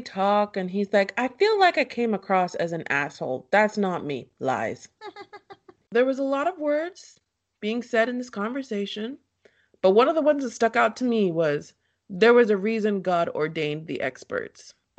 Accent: Chicago, Illinois, United States; People have said negative things about me my whole life. I'm from Chicago.

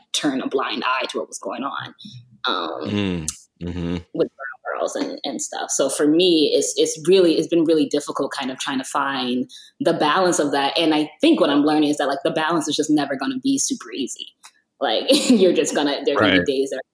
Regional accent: Chicago, Illinois, United States; born and raised in Chicago.

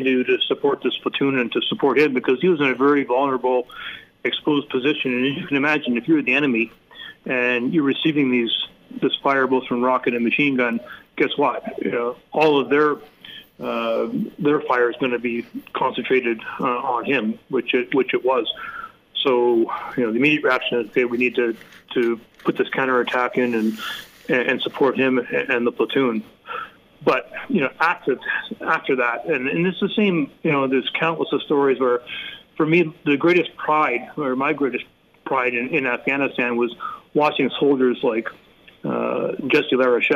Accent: Canada; as a Canadian

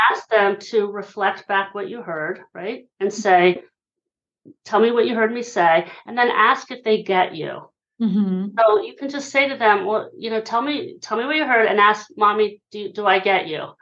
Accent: Hershey, Pennsylvania, United States; now in Philadelphia, United States; I'm originally from Hershey, Pennsylvania. I live in Philly these days

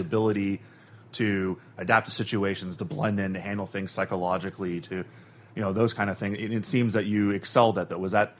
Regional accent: Miami, Florida, United States; I took Spanish my entire life. I'm from Miami originally.

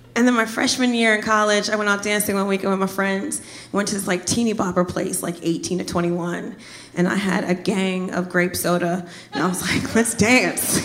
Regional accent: Trenton, New Jersey, United States; moved away as an adult; also born or lived in Miami; I'm originally from Jersey

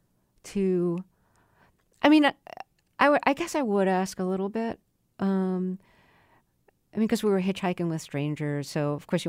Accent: New York City, New York, United States; moved away as an adult; also born or lived in Buffalo; Yeah, and I grew up in Brooklyn, went to school in Buffalo.

